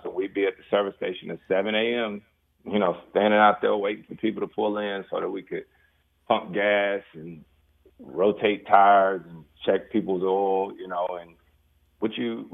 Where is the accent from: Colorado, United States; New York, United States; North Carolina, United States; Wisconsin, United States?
North Carolina, United States; Winston-Salem; growing up in Winston-Salem, North Carolina